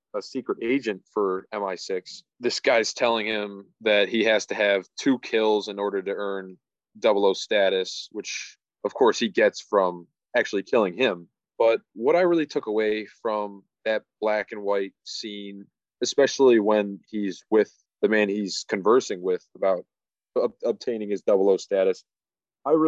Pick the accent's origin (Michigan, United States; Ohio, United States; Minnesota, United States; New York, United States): Ohio, United States; Cleveland; We're cousins from Cleveland, Ohio